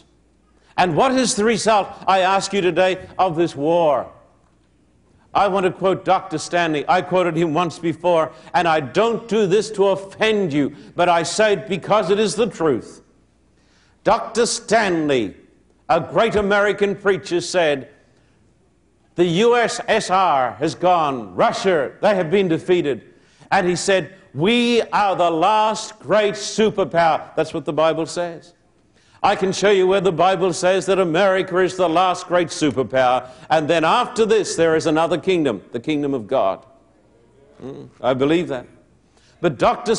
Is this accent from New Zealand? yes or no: no; Australia; moved away as an adult; now in United States; I'm an Australian